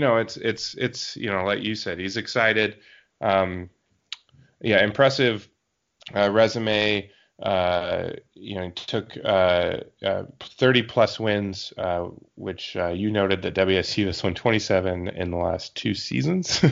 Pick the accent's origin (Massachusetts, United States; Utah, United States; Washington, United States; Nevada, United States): Washington, United States; Yakima Valley; moved away; I got my hometown repped and my newtown repped